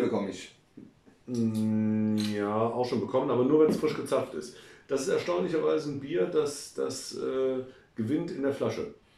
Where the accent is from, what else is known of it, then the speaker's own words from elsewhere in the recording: Cologne, North Rhine-Westphalia, Germany; meiner Heimatstadt Cologne oder Cologne